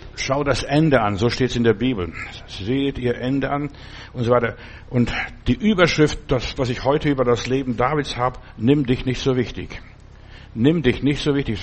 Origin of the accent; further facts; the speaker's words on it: Germany; hier bei uns in Deutschland